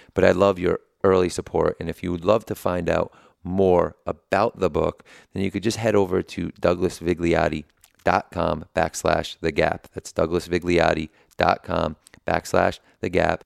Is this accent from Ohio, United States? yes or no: no; New Haven, Connecticut, United States; I'm from New Haven